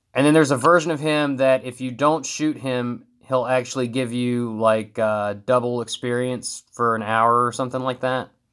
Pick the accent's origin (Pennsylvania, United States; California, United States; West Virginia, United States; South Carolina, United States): West Virginia, United States; We're all from West Virginia